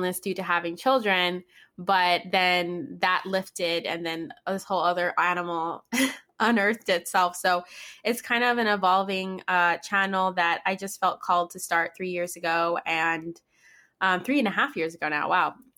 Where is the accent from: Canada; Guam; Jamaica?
Guam; now in Orange County, United States; I live in Orange County now, but I'm actually from Guam. I was born and raised in Guam.